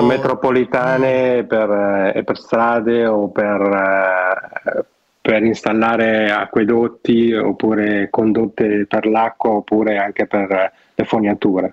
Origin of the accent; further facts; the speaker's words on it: Novara, Piedmont, Italy; now in Vancouver, Canada; io che sono di Novara